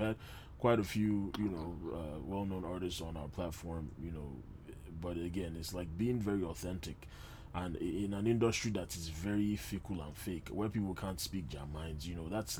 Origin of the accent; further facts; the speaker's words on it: Nigeria; as especially as a Nigerian man